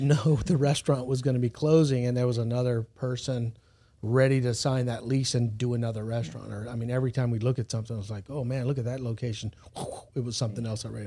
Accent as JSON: {"language": "English", "region": "South Louisiana", "country": "United States", "also_born_or_lived": "Los Angeles / San Diego", "moved": "as an adult", "lives_now": "Baton Rouge, United States", "said": "I'm from South Louisiana"}